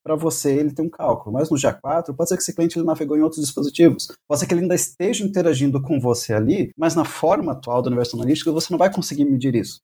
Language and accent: Portuguese; Brazil; Nós somos brasileiros